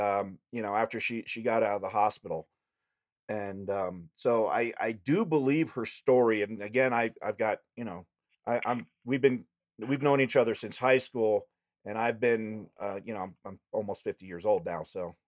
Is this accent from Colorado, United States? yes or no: yes; Colorado, United States; I grew up here in Colorado.